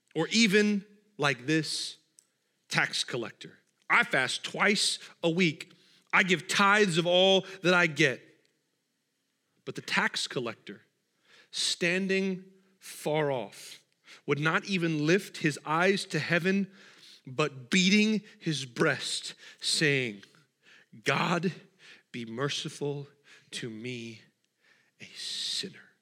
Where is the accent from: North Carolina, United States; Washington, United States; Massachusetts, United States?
Washington, United States; I'm from Washington